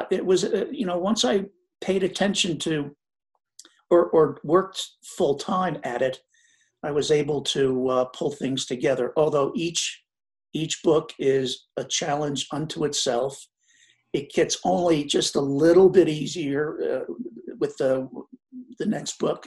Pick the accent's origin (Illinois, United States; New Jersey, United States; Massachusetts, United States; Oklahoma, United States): New Jersey, United States; I grew up in New Jersey